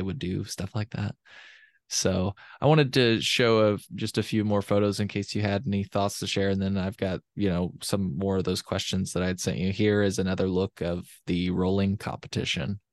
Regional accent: Champaign, Illinois, United States; I'm from Champaign, but I didn't go to school at the University of Illinois

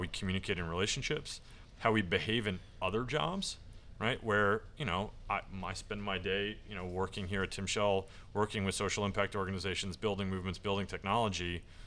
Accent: Washington, District of Columbia, United States; I grew up at a in Washington, D C

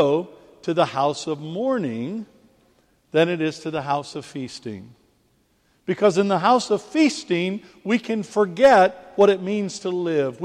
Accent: United States; now in England, United Kingdom; as an American living in England

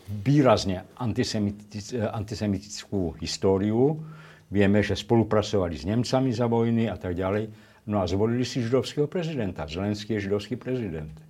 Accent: Levoča, Prešov Region, Slovakia; now in Brno, Czech Republic; tak ja som to samozrejme vnímal, lebo ja som z Levoče a tam pokrikovali chlapci smradlavý židák a podobne.

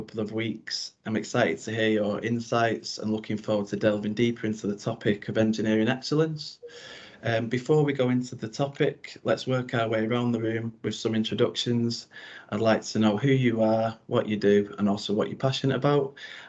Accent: Warrington, North West England, United Kingdom; here at Evolution HQ in my hometown of Birchwood in Warrington.

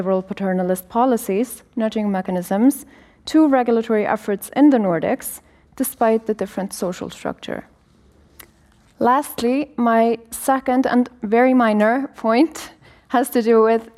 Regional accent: Iceland; I'm a lawyer from Iceland.

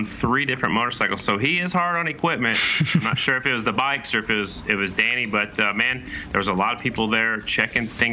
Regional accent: Oklahoma, United States; I'm still from Oklahoma.

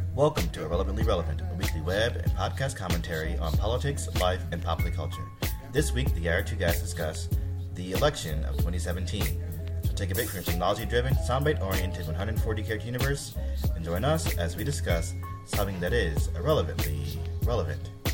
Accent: St. Petersburg, Florida, United States; I just in my home state, in my home city, St. Pete

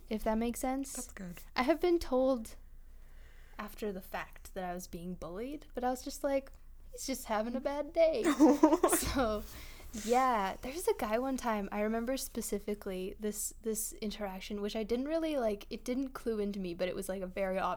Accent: Milk River, Alberta, Canada; you get this the wind coming right off the mountains because so close to the mountains there, and uh, just like rushing across the prairie.

